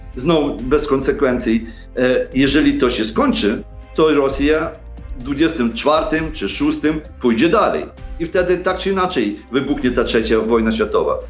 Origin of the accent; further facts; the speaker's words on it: Sokal, Lviv Oblast, Ukraine; Polish is a second language; moved away as an adult; now in Poland; Pochodzę z zachodniej Ukrainy, z Sokala, koło Lwowa